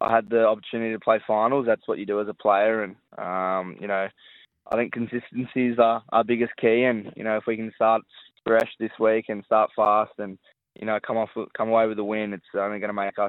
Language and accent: English; Sydney, New South Wales, Australia; moved away as an adult; now in Gold Coast, Australia; I grew up on the Northern Beaches